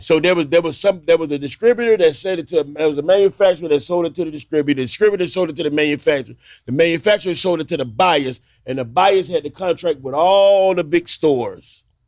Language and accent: English; Miami, Florida, United States; I grew up in Liberty City